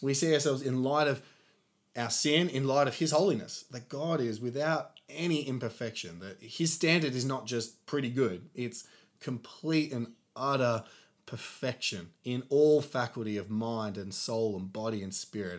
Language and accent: English; Australia; growing up in Australia, I think we thought we were humble because we talked ourselves down a lot